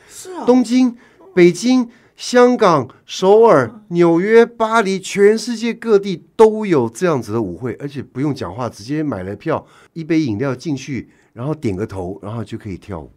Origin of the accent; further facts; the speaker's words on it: Taiwan; 我们台湾人要进香港